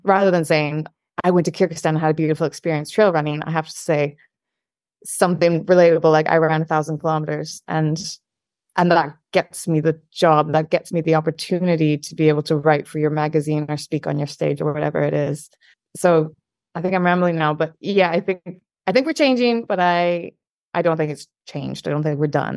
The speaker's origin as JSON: {"language": "English", "region": "Scotland", "country": "United Kingdom", "said": "I'm Scottish"}